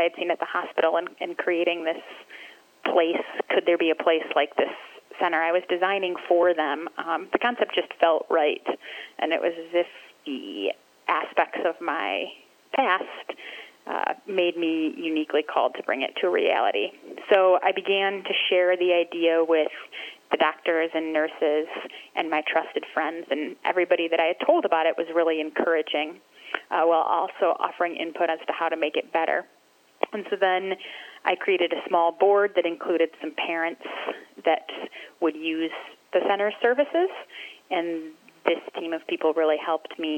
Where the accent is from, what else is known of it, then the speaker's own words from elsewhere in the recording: Grand Rapids, Michigan, United States; I grew up here in Grand Rapids